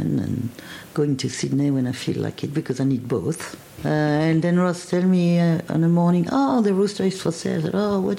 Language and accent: English; Côte d’Ivoire; English is a second language; moved away as an adult; also born or lived in France / London / Switzerland / West Berlin; now in Armidale, Australia; My family is from around Paris originally, but I grew up in West Africa